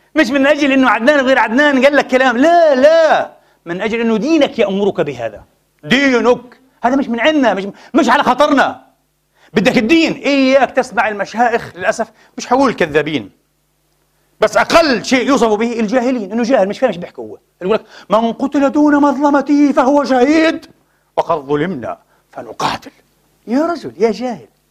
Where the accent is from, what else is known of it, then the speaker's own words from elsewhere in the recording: Palestine; now in Vienna, Austria; أنا فلسطيني